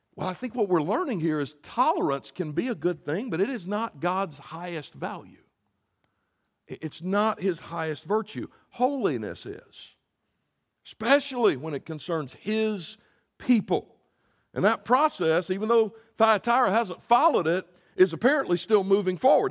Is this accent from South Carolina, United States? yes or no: yes; Greer, South Carolina, United States; I grew up in a town called Greer, South Carolina